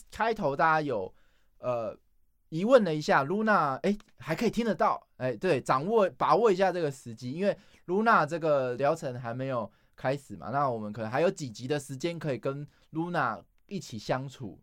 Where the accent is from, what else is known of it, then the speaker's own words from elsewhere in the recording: Taipei, Taiwan; 不知道是不是因为我是台北市出生哦